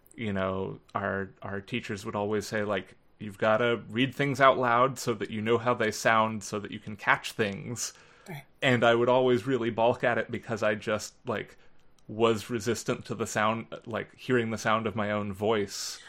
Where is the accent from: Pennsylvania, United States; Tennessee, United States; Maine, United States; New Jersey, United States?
Pennsylvania, United States; Philadelphia; where I grew up in Philadelphia